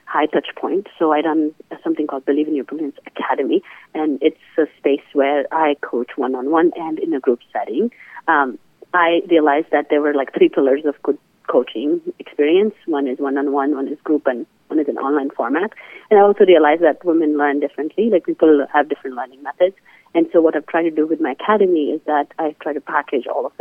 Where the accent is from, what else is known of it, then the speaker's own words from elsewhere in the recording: India; moved away as an adult; now in United States; I come from India